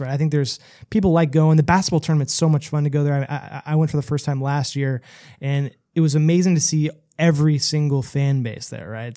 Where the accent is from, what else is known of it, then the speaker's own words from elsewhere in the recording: Bay Area, California, United States; I'm from the Bay Area